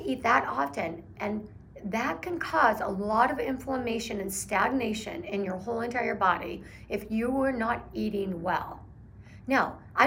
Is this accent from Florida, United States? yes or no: no; Oregon, United States; I'm from Oregon